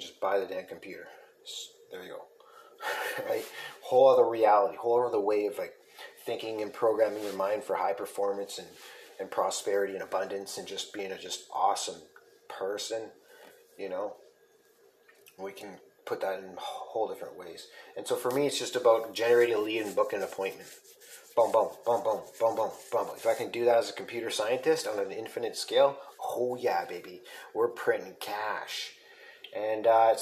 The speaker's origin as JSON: {"language": "English", "town": "Sault Ste. Marie", "region": "Ontario", "country": "Canada", "said": "I'm from Sault Ste. Marie."}